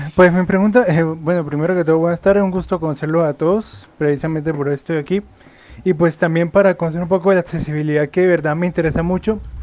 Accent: Colombia; soy colombiano

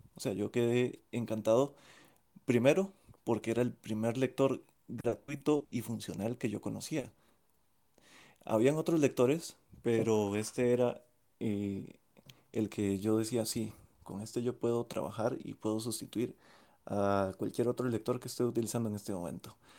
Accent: Costa Rica; de Costa Rica

